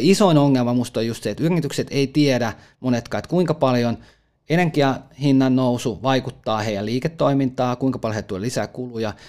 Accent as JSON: {"language": "Finnish", "town": "Lahti", "region": "Päijät-Häme", "country": "Finland", "said": "itse olen lahtelainen"}